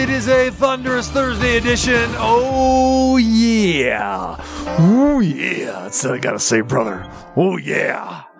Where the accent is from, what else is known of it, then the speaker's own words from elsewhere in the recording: near Stockton, California, United States; moved away; he's heading to my hometown. Well, close to it. I mean, he's going to Stockton